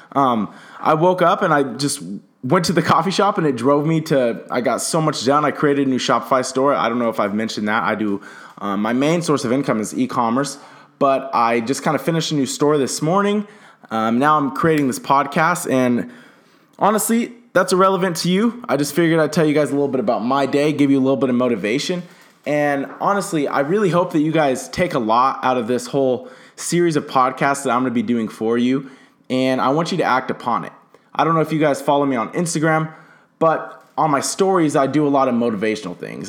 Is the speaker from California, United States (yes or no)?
yes; Southern California, United States; now in Phoenix, United States; I'm from Southern California. I currently live in Phoenix, Arizona.